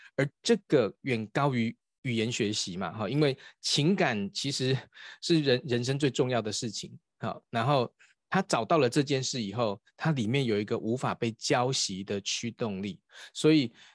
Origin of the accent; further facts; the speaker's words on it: Taiwan; 我们台湾有一个博士叫萧文干博士。